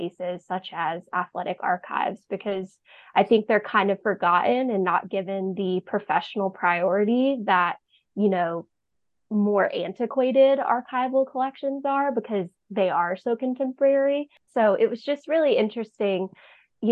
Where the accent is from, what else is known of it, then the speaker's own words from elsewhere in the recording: North Carolina, United States; I was born and raised in North Carolina